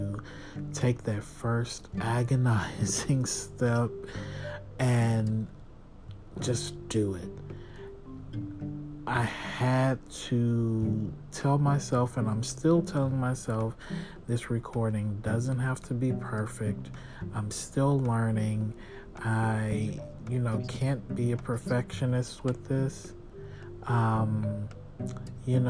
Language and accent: English; Texas, United States; I'm from Texas.